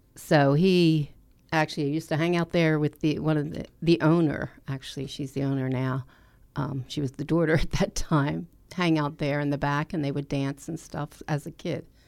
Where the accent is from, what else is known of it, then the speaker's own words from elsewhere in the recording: Lindenwold, New Jersey, United States; now in Glassboro, United States; I grew up in Lindenwald, which is, um, in Camden County